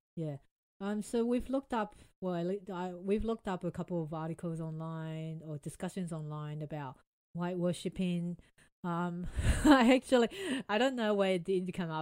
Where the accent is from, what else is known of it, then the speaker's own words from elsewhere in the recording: Taiwan; now in Australia; I was born in Taiwan, immigrated to Australia